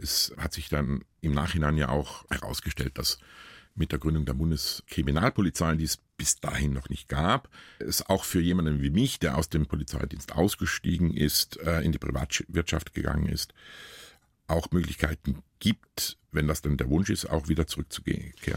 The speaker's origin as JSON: {"language": "German", "town": "Kesswil", "region": "Thurgau", "country": "Switzerland", "tie": "born or raised there", "moved": "yes", "said": "Es ist immer noch mein Heimatdorf"}